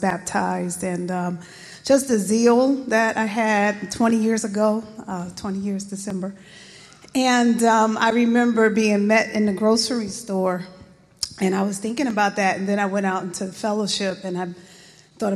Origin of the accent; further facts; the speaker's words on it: East Orange, New Jersey, United States; we're from East Orange, New Jersey